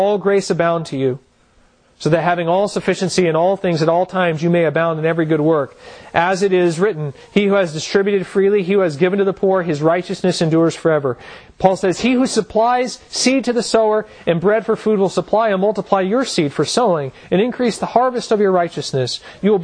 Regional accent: United States; as American Christians

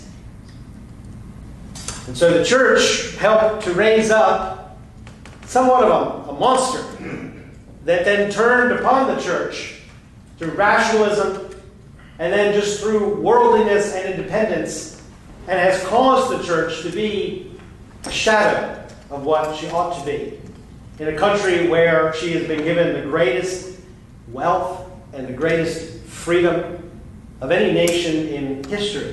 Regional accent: United States

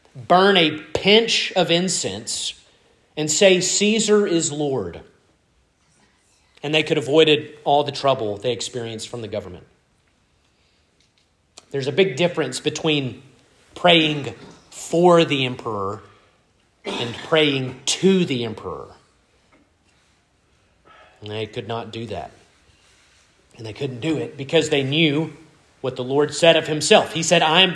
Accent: Starkville, Mississippi, United States; I was born in Oktibbeha County Hospital and not Eastern Europe

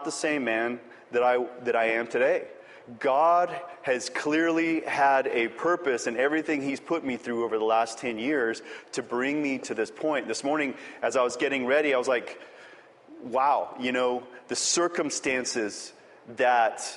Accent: El Paso, Texas, United States; moved away; I'm from El Paso, Texas, and there's no trees there.

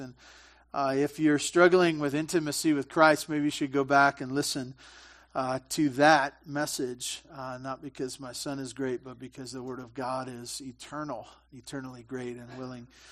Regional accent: Santa Barbara, California, United States; I grew up in Santa Barbara, big butchering town

